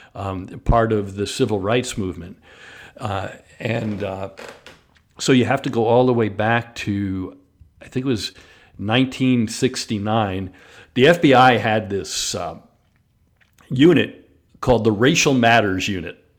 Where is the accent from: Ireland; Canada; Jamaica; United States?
United States; New York; also born or lived in Chicago; now in Jacksonville, United States; I grew up in New York, um, a white kid in New York